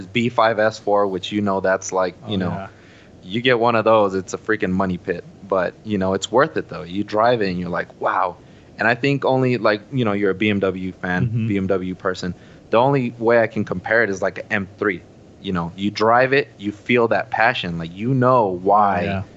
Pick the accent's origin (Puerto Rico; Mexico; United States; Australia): Mexico; moved away; town where I was raised in Mexico.